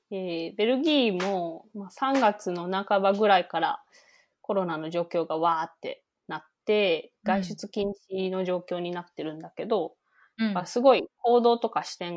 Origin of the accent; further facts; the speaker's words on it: Japan; moved away as an adult; now in Brussels, Belgium; 私、日本人一人だし